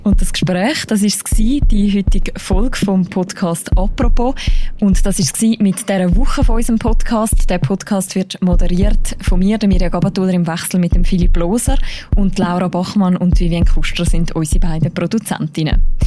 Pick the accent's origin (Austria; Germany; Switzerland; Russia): Switzerland; bei uns in der Schweiz